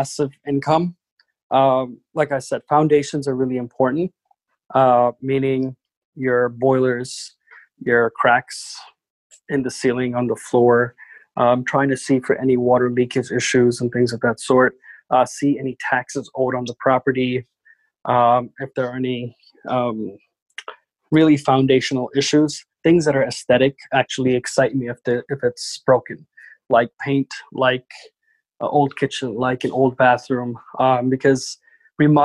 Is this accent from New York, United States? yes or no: yes; New York City, New York, United States; I absolutely hate New York City because I grew up here